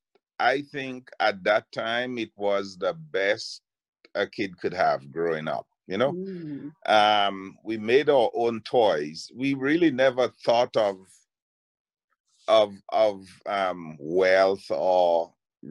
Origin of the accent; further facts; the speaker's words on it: Dominica; growing up in Dalis or in Dominica